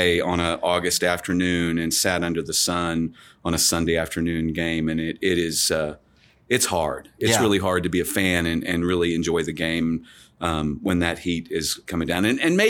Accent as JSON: {"language": "English", "region": "Missouri", "country": "United States", "tie": "born or raised there", "moved": "yes", "lives_now": "Texas, United States", "said": "I was born in Missouri and kind of grew up as a St. Louis Cardinals fan, but as I said, I would never move to Texas. I did back in the 80s"}